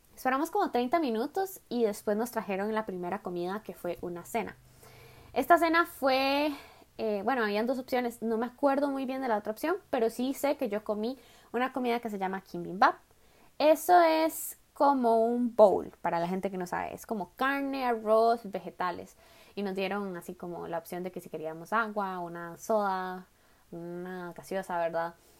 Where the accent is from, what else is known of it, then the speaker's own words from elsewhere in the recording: Costa Rica; moved away as an adult; now in Daegu, South Korea; Yo soy de Costa Rica.